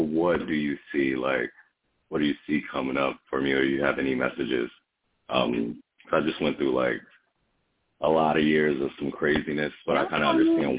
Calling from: Connecticut, United States; I'm calling from Connecticut.

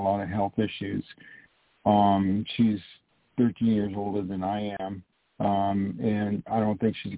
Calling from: New York, United States; also born or lived in California; I'm calling from New York.

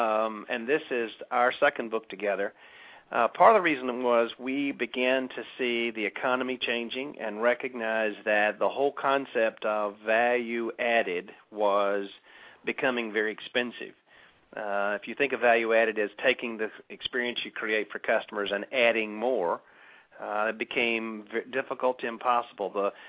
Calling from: Lake Oconee, Georgia, United States; Well, actually, I'm calling in from Lake Oconee, which is about 90 minutes southeast of Atlanta.

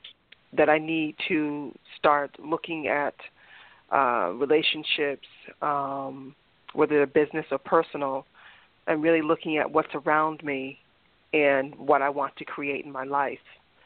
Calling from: Massachusetts, United States; I'm calling from Massachusetts.

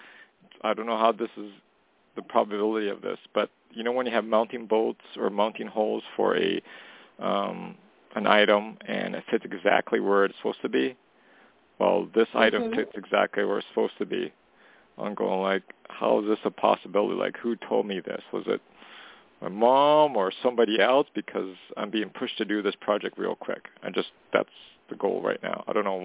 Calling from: Canada; calling from Canada.

